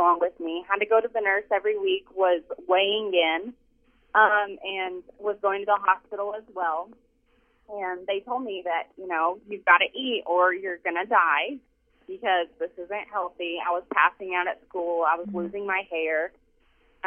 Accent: Amarillo, Texas, United States; I grew up in Amarillo, Texas, and I had an alcoholic father

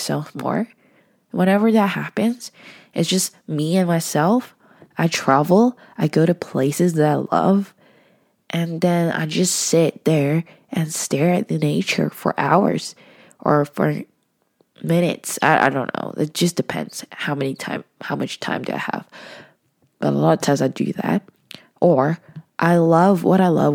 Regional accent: Hong Kong; moved away as an adult; now in Vancouver, Canada; I wasn't originally from Vancouver. I was from Hong Kong. So I have to study abroad. And I went to UBC.

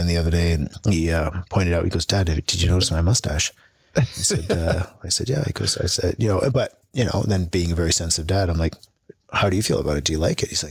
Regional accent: England, United Kingdom; born there; No, I was born in England.

